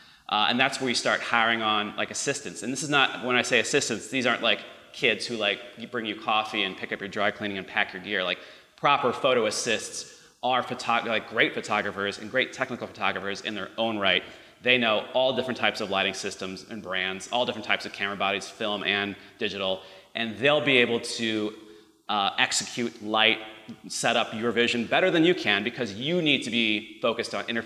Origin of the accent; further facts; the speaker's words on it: Chicago, Illinois, United States; now in Los Angeles, United States; Chicago, where I'm from Chicago